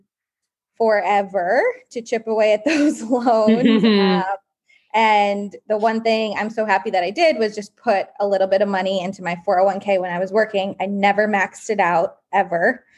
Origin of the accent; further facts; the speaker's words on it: East Coast, United States; also born or lived in New York; my background is grew up on the East Coast